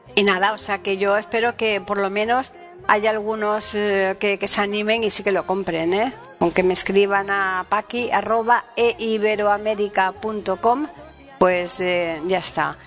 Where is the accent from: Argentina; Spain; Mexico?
Spain; Andalusia; es un villancico típico andaluz, ¿no? Un villancico más bien el estilo de mi tierra